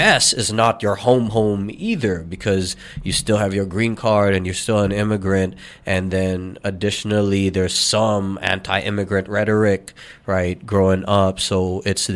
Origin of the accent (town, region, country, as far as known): United States; born or raised there; moved away as an adult; also born or lived in Daly City, California; now in Philippines